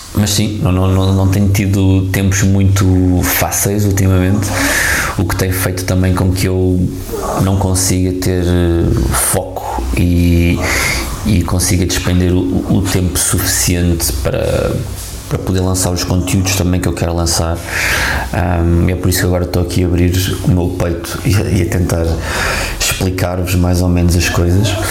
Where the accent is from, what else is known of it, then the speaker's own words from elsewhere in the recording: Lisbon, Portugal; Lisboa, a minha terra